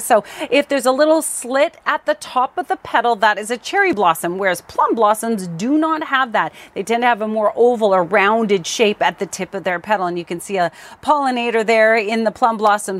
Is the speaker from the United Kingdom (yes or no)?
no; Surrey, British Columbia, Canada; Crescent Beach, my hometown